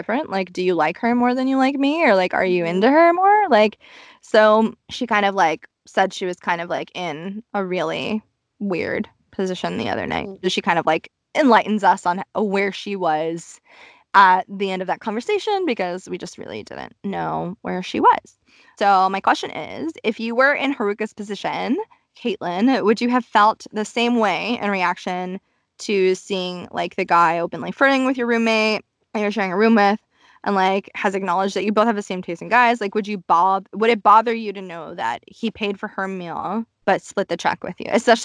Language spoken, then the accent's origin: English; Tokyo, Japan; also born or lived in Los Angeles, United States; I grew up in Shirogane